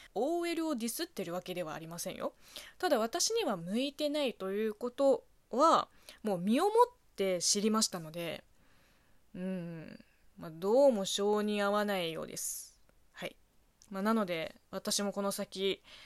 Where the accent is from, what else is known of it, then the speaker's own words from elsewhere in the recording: China; Japanese is a second language; moved away as an adult; also born or lived in Beijing; now in Japan; 中国生まれ中国育ちの私